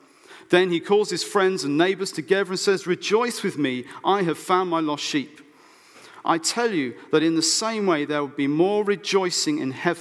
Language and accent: English; Oxfordshire, South East England, United Kingdom; I was brought up in Oxfordshire, so my parents live literally 10 minutes away from farms and things